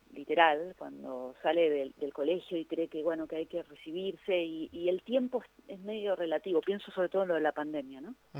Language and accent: Spanish; Argentina; en mi país